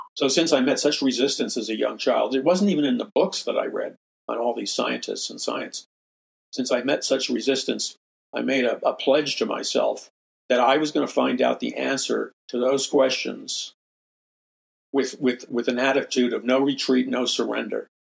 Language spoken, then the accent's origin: English; New York City, New York, United States; I'm from New York City